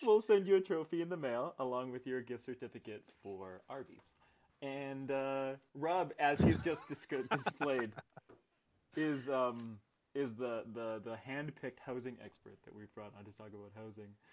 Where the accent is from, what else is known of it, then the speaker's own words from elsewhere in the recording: Manitoba, Canada; I was born in Manitoba